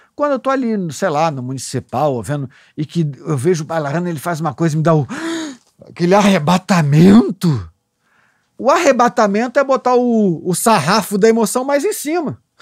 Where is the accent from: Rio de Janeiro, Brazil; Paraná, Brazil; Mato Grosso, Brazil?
Rio de Janeiro, Brazil; Eu sou um garotinho da Zona Sul. Ah, nasci no Catete, mas depois vim morar com a minha mãe em Ipanema.